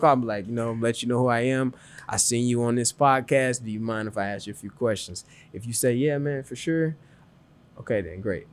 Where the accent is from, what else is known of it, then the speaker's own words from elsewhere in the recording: Chicago, Illinois, United States; I'm from Chicago, um, and then, so I stayed in Chicago for a little bit of my life, and I also moved to the suburbs of Chicago as well, too.